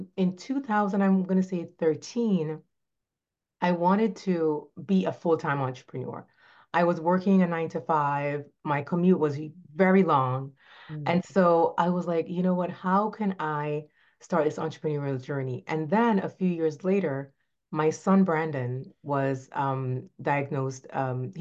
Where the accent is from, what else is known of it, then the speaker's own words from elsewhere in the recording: Saint Elizabeth, Jamaica; moved away as an adult; now in Florida, United States; I am from Jamaica, was born in a little a parish, we call them, St. Elizabeth, Jamaica, rural area, loved growing up in the country